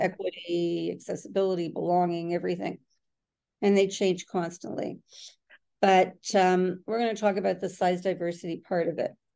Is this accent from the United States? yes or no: no; Toronto, Ontario, Canada; in Canada and I am from from Toronto